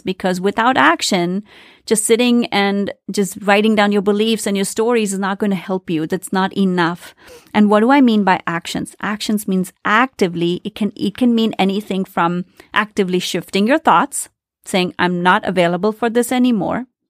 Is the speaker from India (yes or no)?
yes; India; I grew up in India, very traditional family